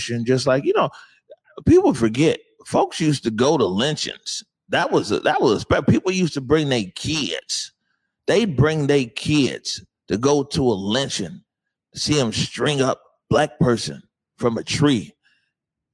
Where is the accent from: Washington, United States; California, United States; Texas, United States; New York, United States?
Washington, United States; Seattle; I'm from the Central District of Seattle